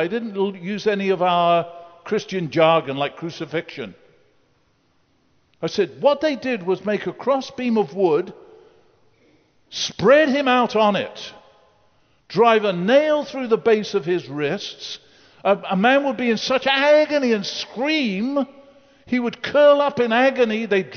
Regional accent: United Kingdom; I grew up in the Second World War. I slept in an air raid shelter. Churchill was my prime minister

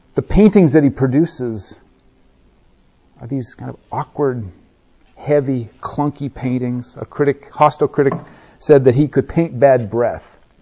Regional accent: Nebraska, United States; I grew up in Nebraska

